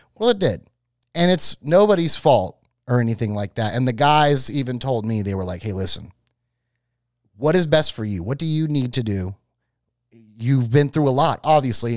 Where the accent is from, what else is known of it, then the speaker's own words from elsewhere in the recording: Florida, United States; I am from Florida